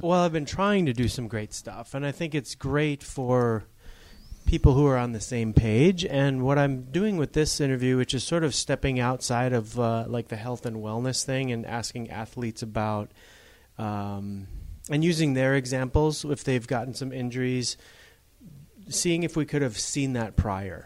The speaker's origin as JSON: {"language": "English", "region": "Upper Michigan", "country": "United States", "tie": "born or raised there", "said": "I grew up in Upper Michigan"}